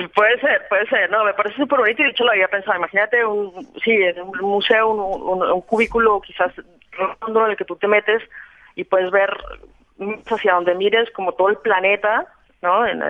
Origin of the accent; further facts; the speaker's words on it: Colombia; yo soy colombiana, me siento colombiana y mi familia es colombiana